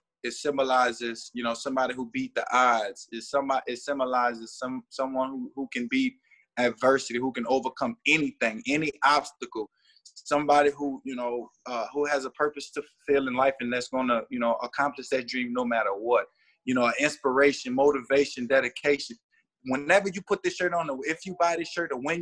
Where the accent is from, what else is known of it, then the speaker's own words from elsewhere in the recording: New Orleans, Louisiana, United States; I played for the Goretti Saints. That was my little Pee Wee team down in New Orleans East